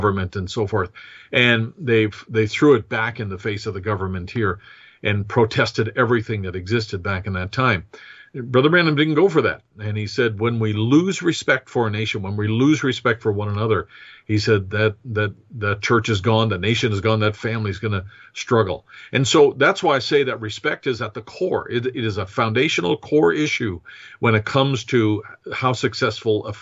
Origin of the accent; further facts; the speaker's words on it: United States; as an American